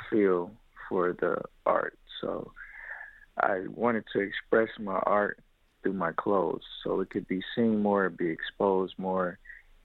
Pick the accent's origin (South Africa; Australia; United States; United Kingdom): United States; Detroit, Michigan; I was born and raised in Detroit, Michigan, on the west side